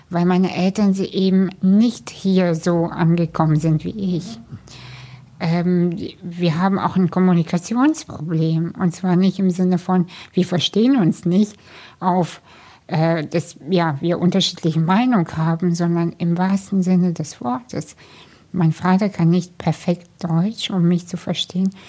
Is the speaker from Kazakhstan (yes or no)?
yes; Kazakhstan; moved away; ich komme aus einer Arbeiterfamilie, wir sind aus Kasachstan emigriert.